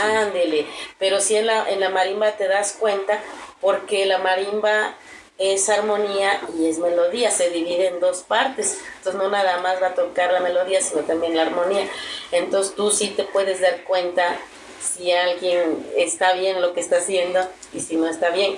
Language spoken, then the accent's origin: Spanish; Tierra Blanca, Veracruz, Mexico; now in Cholula, Mexico; es donde yo nací, donde crecí